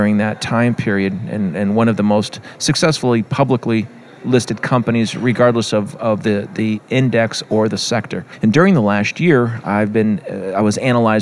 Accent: California, United States; I'm from California

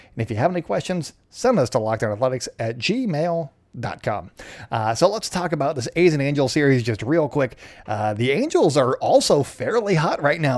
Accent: Canada; being Canadian

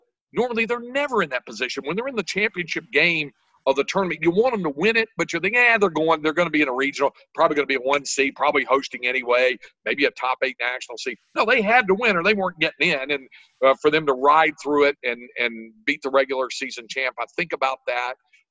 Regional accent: Greensboro, North Carolina, United States; moved away as an adult; now in Texas, United States; I grew up in Greensboro, North Carolina

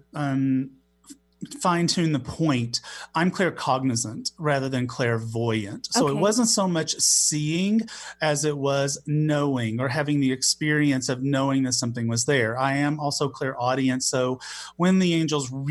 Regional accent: Knoxville, the South, United States; accent: Southern; I grew up gay in the Southeast and in the Christian church

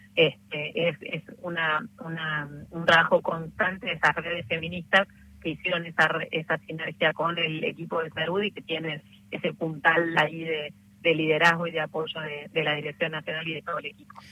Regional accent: Argentina; como trabajadora de salud, como argentina

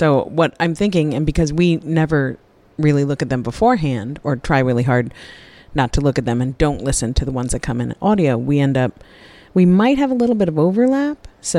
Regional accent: New York, United States; accent: New York; my New York accent

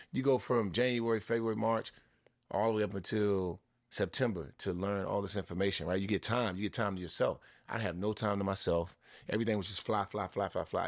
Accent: Washington, District of Columbia, United States; It's my hometown team

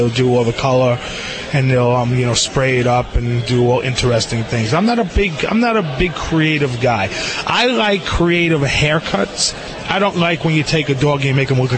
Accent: East Coast, United States; I'm from the East Coast

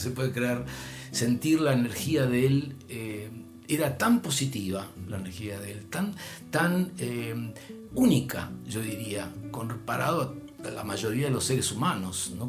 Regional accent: Argentina; accent: Argentine; soy de Argentina

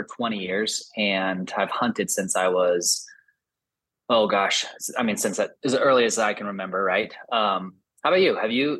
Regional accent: Salt Lake City, Utah, United States; I grew up here in Salt Lake in Utah, started hunting from a super young age.

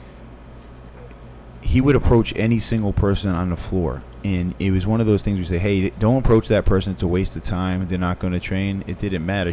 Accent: Fall River, Massachusetts, United States; moved away as an adult; also born or lived in Richmond, Virginia; I'm from Fall River, Massachusetts

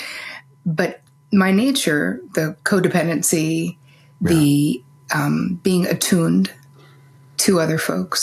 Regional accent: New Jersey, United States; growing up in New Jersey

